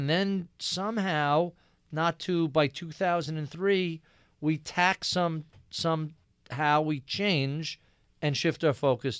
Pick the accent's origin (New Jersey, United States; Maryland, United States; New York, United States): New York, United States; So I grew up in Nassau County, out in Long Island, very Republican area.